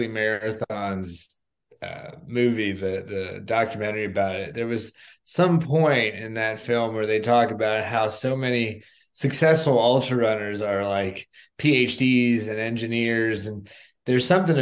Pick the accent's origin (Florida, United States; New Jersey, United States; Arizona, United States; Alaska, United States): Florida, United States; South; I grew up in South Florida